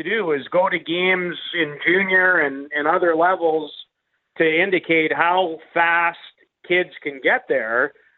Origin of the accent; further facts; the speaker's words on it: Canada; going to be even a little more excited about thinking about being Canadian this year, tomorrow, than I usually am.